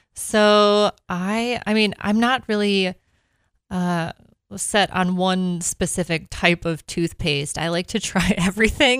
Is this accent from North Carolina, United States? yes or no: no; Minnesota, United States; moved away; I am from Minnesota.